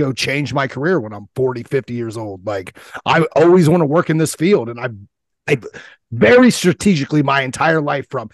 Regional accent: Ohio, United States; I'm from Ohio. We got a whole different jargon over here

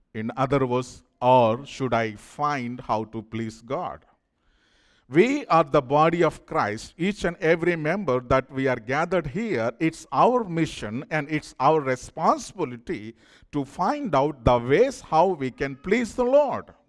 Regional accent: India; moved away; I'm from India

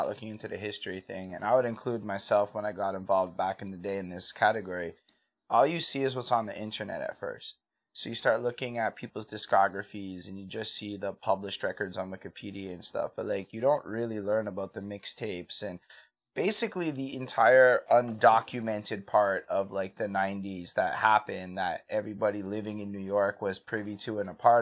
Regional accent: Montreal, Quebec, Canada; I come from Montreal with a pretty not exciting background

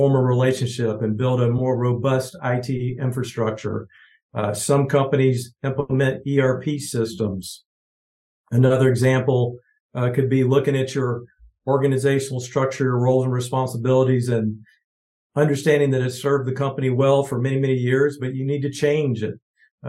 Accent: Georgia, United States; now in Kansas City, United States; grew up in Georgia, small town of 5,000 people

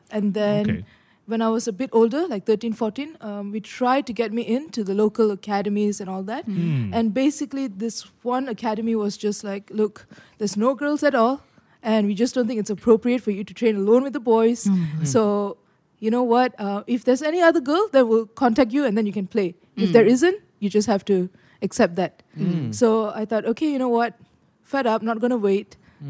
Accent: Malaysia; especially for younger boys growing up in Malaysia, you can go out and play street games.

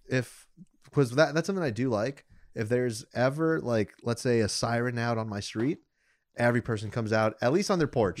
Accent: United States; me as an American

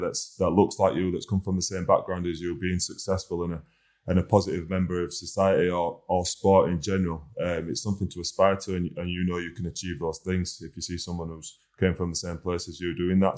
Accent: Huddersfield, Yorkshire and the Humber, United Kingdom; being a local boy, definitely. It's a great place to be, great place to grow up

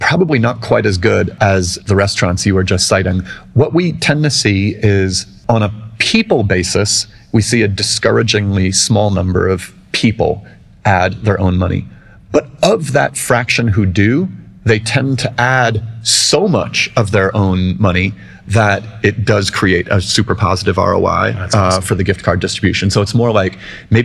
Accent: New York City, New York, United States; now in New York City, United States; I grew up in New York City and I walked and took the subway everywhere

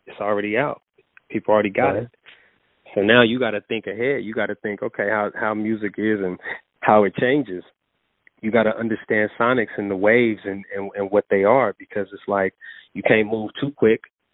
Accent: Oakland, California, United States; I'm from the town. Like, I'm from Oakland.

